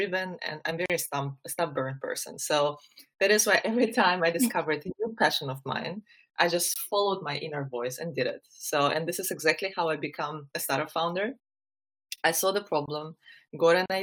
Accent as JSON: {"language": "English", "country": "Ukraine", "tie": "born or raised there", "also_born_or_lived": "Germany", "moved": "as an adult", "said": "I am originally from Ukraine, where I was born, raised, and spent the first 20 years of my life."}